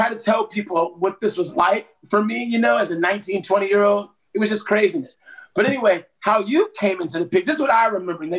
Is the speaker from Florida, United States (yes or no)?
no; Cleveland, Ohio, United States; moved away; Oh, dude, I moved to Atlanta in 1989 from Cleveland, Ohio. So, you know, I'm a Midwestern boy, you know